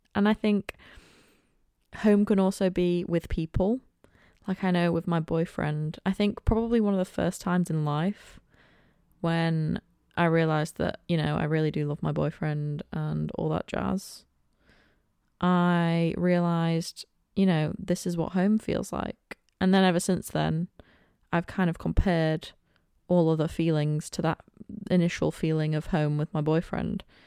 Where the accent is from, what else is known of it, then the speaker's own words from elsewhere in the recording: Cleethorpes, Yorkshire and the Humber, United Kingdom; also born or lived in Manchester; I was born and raised in Cleethorpes. I have been here for the entire twenty-one years of my life.